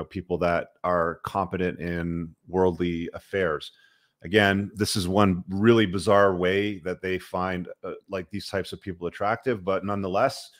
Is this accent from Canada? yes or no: yes; Canada; I'm Canadian